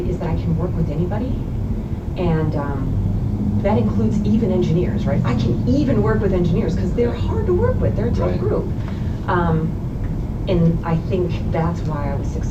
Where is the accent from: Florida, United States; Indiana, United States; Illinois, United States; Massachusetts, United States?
Illinois, United States; Chicago; moved away as an adult; also born or lived in Colorado / Louisiana / California; now in Wisconsin, United States; I grew up in Chicago